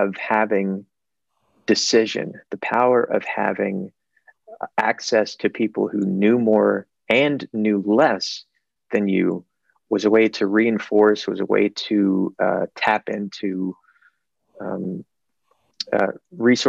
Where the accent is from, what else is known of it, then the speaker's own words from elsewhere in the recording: Mississippi, United States; in Mississippi, my home state